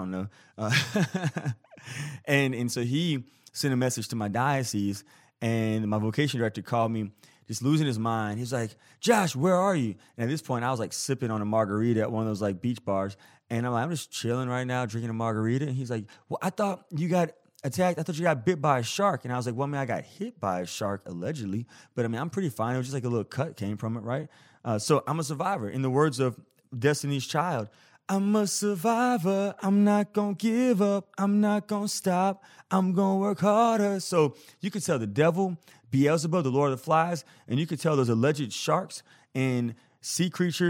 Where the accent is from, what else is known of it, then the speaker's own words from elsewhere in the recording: Tennessee, United States; I'm from Tennessee, call those sweetened carbonated beverages that those in some other areas of the country referred to as pop or soda. Likely because of the strong influence of the Coca-Cola company in the South, this is what we did in Tennessee growing up.